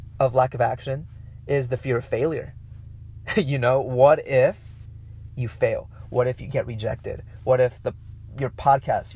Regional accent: Mexico; accent: Mexican; my Mexican accent came out

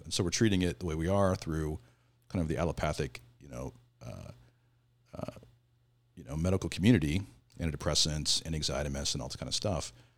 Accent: Southern Oregon, United States; moved away as an adult; now in California, United States; I grew up in Southern Oregon.

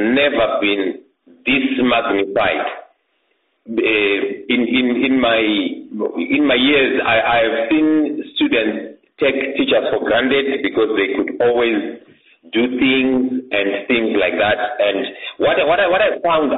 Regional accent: Mwenezi district, Masvingo, Zimbabwe; moved away as an adult; now in Bulawayo, Zimbabwe; I was born in Mweneze district of Mashingo in 1976, and I was educated in my primary school and my secondary school in that district

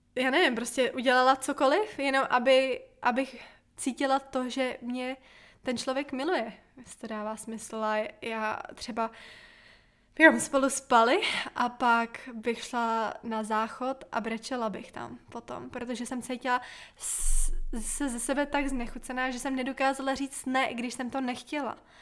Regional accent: Bohemia, Czechia; hlavně u nás v Čechách je to ještě tradice

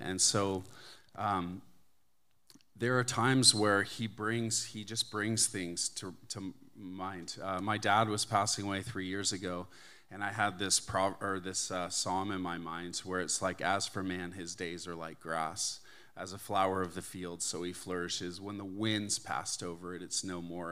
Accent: Canada; moved away as an adult; now in United States; I'm Canadian. I grew up in Canada. I moved to the States about twenty, or two thousand three.

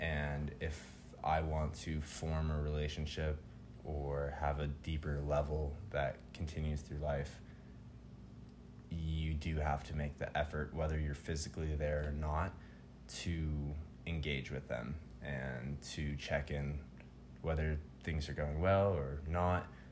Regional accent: Tucson, Arizona, United States; moved away; also born or lived in Colorado; I grew up in Tucson for several years, and when I moved to Arizona, or sorry, when I moved to Colorado

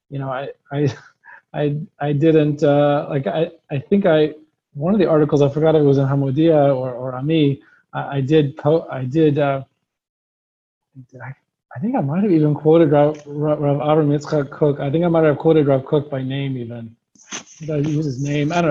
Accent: Nashville, Tennessee, United States; Again, I'm from Nashville, Tennessee, so in honor of that, I named the blog Dixie Yid.

